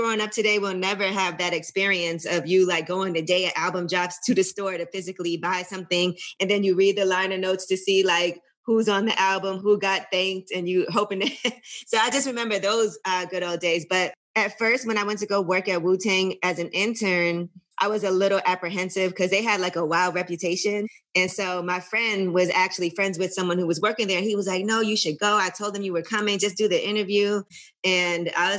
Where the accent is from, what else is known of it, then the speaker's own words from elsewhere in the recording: New York City, New York, United States; I'm from Brooklyn, and I think just at a young age, I just was around a lot of different people. So, and Brooklyn music was just so big for us in New York, just growing up.